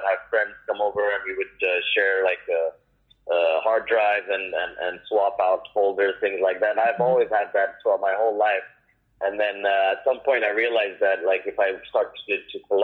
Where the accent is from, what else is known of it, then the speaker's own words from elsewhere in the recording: Casablanca, Casablanca-Settat, Morocco; also born or lived in Paris, France / California, United States / New York, United States; now in Brooklyn, New York, United States; born and raised in Casablanca